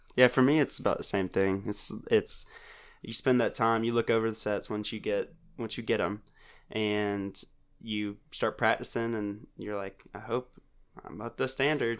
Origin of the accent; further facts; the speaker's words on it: Auburn, Alabama, United States; I'm from Auburn, Alabama